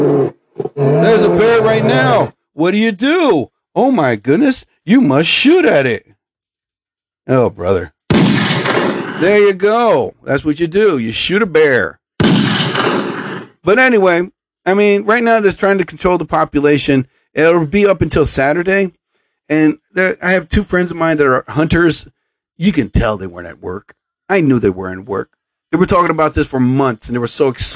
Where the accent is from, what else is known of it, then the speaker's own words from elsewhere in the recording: central New Jersey, United States; I'm from Jersey. I'm from central New Jersey